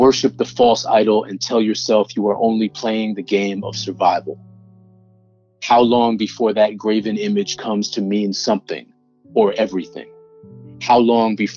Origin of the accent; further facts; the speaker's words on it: Newton, Massachusetts, United States; I grew up in Newton, Massachusetts, which is a close suburb to Boston